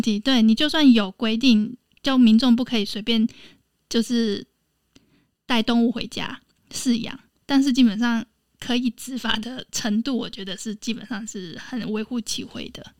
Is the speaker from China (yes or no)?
no; Taiwan; 我来自台湾